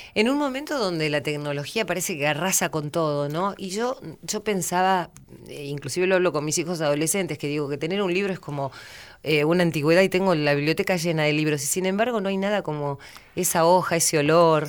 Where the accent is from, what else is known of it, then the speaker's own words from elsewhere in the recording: San Antonio de Areco, Buenos Aires Province, Argentina; cuando fui creciendo, recuerdo que en mi pueblo, en San Antonio de Areco